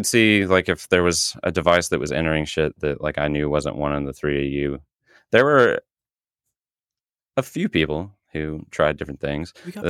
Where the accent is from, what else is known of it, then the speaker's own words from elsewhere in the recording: Midwest, United States; I am from the Midwest. I am not from Illinois.